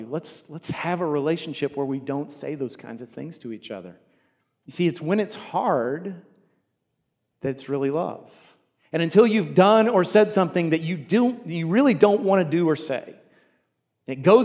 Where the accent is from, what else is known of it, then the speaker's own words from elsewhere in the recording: United States; As American Christians